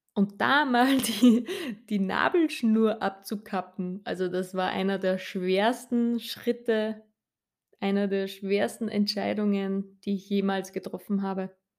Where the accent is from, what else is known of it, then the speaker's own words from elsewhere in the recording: Upper Austria, Austria; ich bin Österreicherin, wie ihr unschwer hören könnt